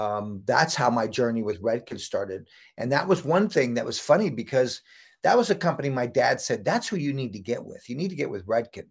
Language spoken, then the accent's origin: English; Santa Cruz, California, United States; I grew up in Santa Cruz, California